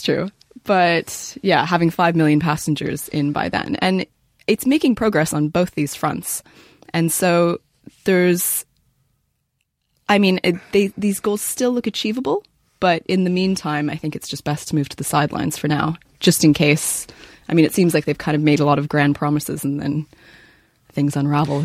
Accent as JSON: {"language": "English", "country": "Canada", "said": "I'm Canadian."}